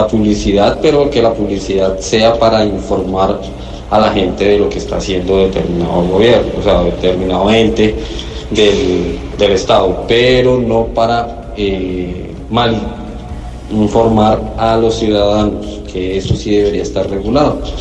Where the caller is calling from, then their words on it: Bogotá, Colombia; de Bogotá